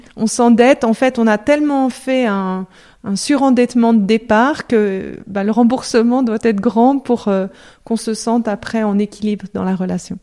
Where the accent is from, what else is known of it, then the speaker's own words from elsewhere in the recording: Lyon, Auvergne-Rhône-Alpes, France; moved away as an adult; also born or lived in Lausanne, Switzerland / Geneva, Switzerland; je suis française, euh, je suis née à Lyon.